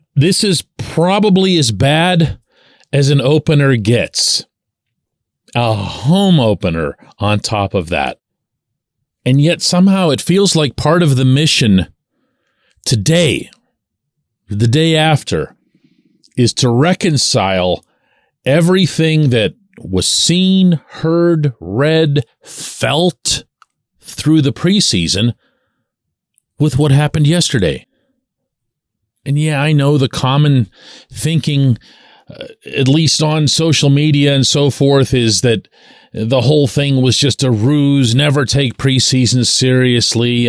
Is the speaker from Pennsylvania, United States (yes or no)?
yes; Pittsburgh, Pennsylvania, United States; I, I never say United States. I always say the city. Mostly just to see if they heard of us, right? I say Pittsburgh